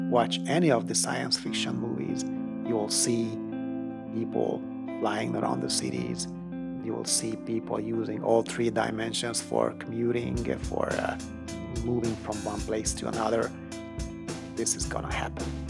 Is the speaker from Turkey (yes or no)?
no; Hungary; moved away as an adult; now in Austin, United States; I did grow up in Hungary, which was not the part of the Soviet Union